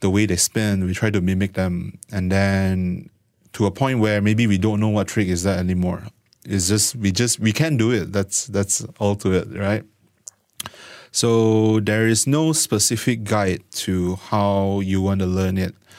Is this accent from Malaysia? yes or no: yes; Malaysia; born and raised in Malaysia.